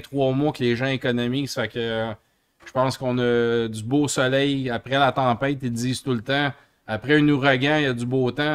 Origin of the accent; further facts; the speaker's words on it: Montreal, Quebec, Canada; on vient de Montréal, du Canada